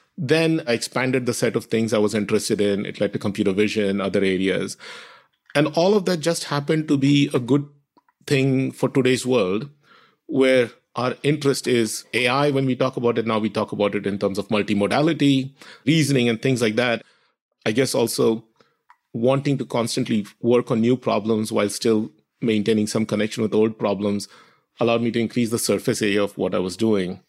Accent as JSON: {"language": "English", "region": "Maharashtra", "country": "India", "tie": "born or raised there", "moved": "yes", "said": "My family is ethnically Tamil. grew up in Maharashtra, where a lot of my immediate friends spoke Marathi."}